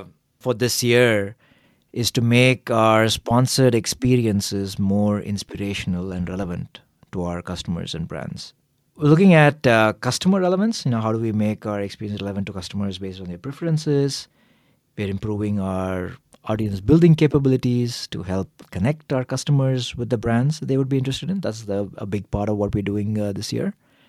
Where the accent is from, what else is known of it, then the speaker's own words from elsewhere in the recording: Chennai, Tamil Nadu, India; moved away as an adult; also born or lived in United States; now in Berlin, Germany; I'm originally from Chennai, a city in the southern part of India. After I did my undergraduate degree in engineering, I went to the US for graduate school, ended up spending 12 years there, and now here in Germany.